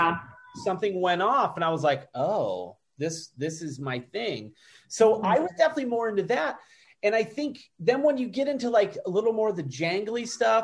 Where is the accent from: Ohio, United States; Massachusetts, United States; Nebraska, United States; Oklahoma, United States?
Ohio, United States; I'm from Ohio